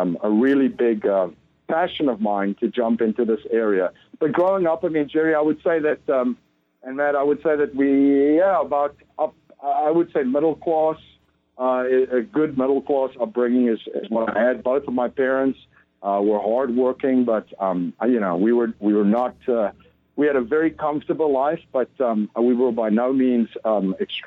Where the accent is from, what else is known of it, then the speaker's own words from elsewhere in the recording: Stellenbosch, Western Cape, South Africa; I grew up in South Africa in just outside of a town called Stellenbosch. It's in the south, just outside of Cape Town.